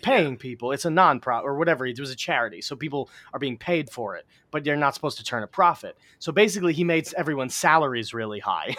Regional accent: New York City, New York, United States; Astoria, my hometown, where I grew up.

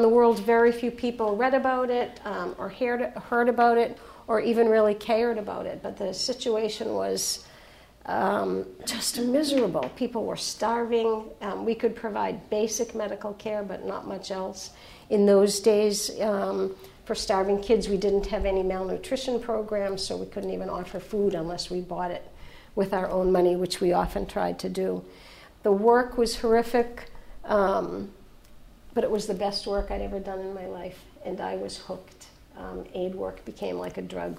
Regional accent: Boston, Massachusetts, United States; I'm a nurse from Boston

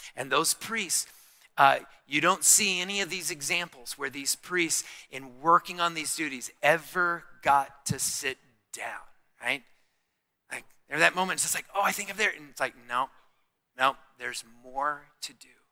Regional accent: Tucson, Arizona, United States; I'm from Tucson

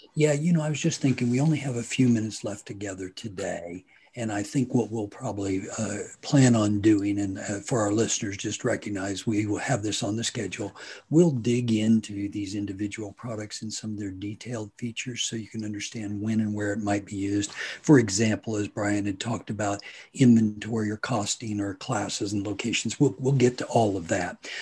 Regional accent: Hutchinson, Kansas, United States; I am from Hutchinson, Kansas

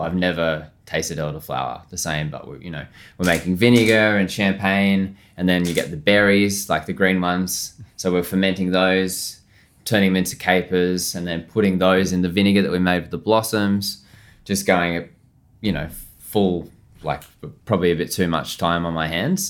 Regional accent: Australia; moved away as an adult; also born or lived in Melbourne / London; as an Aussie chef.

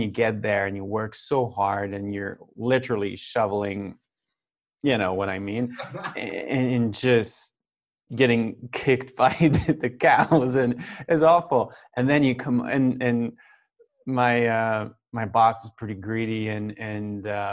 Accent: Saint-Patrice-de-Beaurivage, Quebec, Canada; now in Quebec City, Canada; Right now I'm from Saint-Patrice de Beau-Rivage. That's a very small town, village, about an hour away from here. So that's where I grew up.

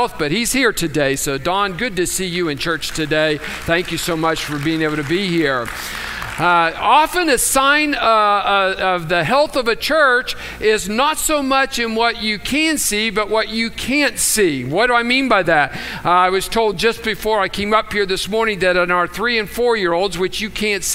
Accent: United States; also born or lived in Tucson, Arizona; We're proud that we're from the United States

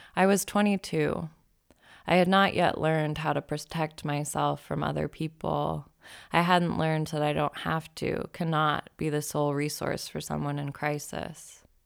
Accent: Boise, Idaho, United States; moved away as an adult; also born or lived in Eugene, Oregon / Seattle; I moved to Seattle from Boise in July of two thousand ten, a couple months after I finished college

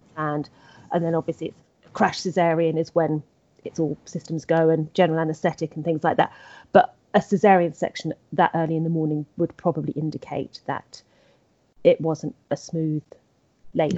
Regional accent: England, United Kingdom; I'm English.

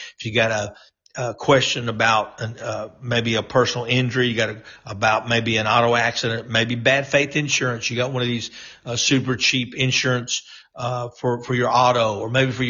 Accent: North Louisiana, United States; even though I was a Yankee from North Louisiana.

